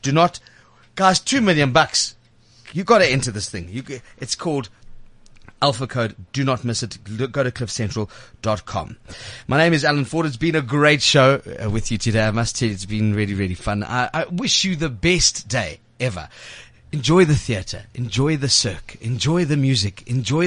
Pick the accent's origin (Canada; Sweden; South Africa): South Africa; I'm South African